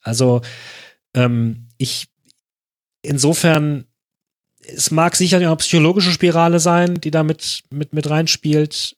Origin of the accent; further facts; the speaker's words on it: Germany; als Deutscher